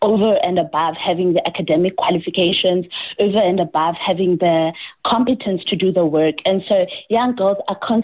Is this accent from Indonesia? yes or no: no; South Africa; as a South African